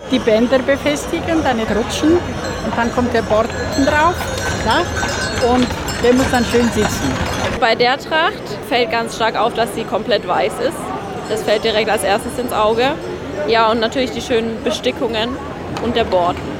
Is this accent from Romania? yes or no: yes; Transylvania, Romania; now in Germany; Wir kommen ja aus Siebenbürgen, sind vor 43 Jahren ausgewandert